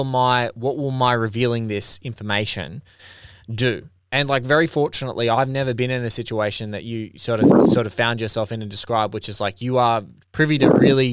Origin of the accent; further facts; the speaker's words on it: Australia; because I'm Australian and like I look at our country and we're, you know, 20, 25 million people